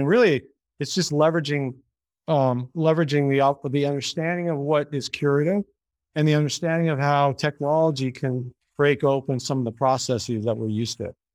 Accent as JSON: {"language": "English", "country": "Canada", "moved": "yes", "lives_now": "United States", "said": "I'm Canadian"}